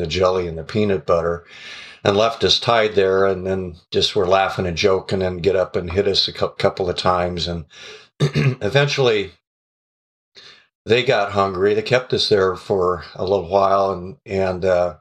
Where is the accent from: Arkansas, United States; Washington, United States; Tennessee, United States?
Washington, United States; Renton; We grew up in the Renton Highlands, which is just south and east of Seattle